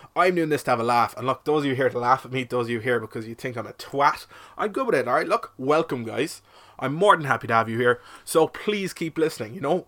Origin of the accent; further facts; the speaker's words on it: Cork, Munster, Ireland; I'm from Cork, twenty-four